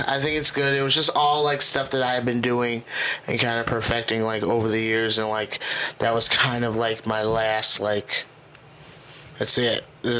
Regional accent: Gary, Indiana, United States; also born or lived in East Chicago, Indiana / South Carolina / Merrillville, Indiana / Crown Point, Indiana; I'm originally from, I was born in East Chicago. Okay. Then moved to Gary. And then went to high school, all that, graduated from Westside. Left, went to South Carolina.

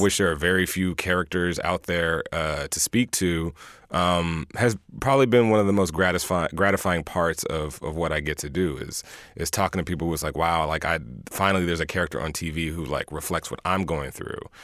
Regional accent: Houston, Texas, United States; I'm from Houston.

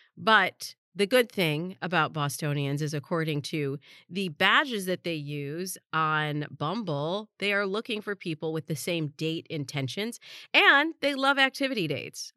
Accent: Los Angeles, California, United States; also born or lived in East Lansing, Michigan; my hometown of Los Angeles

